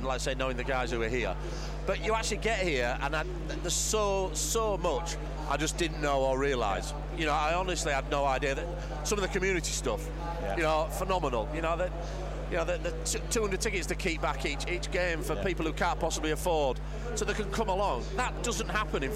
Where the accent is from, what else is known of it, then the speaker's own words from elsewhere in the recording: Keighley, Yorkshire and the Humber, United Kingdom; moved away; my hometown's Keighley